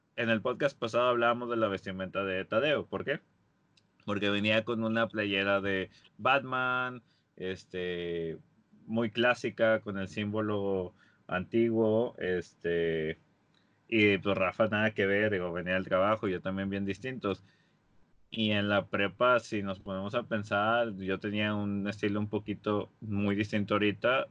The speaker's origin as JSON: {"language": "Spanish", "town": "Monterrey", "region": "Nuevo León", "country": "Mexico", "said": "somos de la Sultana del Norte, estamos aquí eh, en Monterrey"}